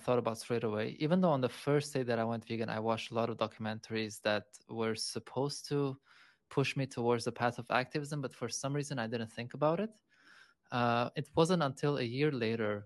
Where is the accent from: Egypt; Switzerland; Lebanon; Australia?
Lebanon; moved away as an adult; also born or lived in Europe; now in Bali, Indonesia; So I am from Lebanon, born and raised.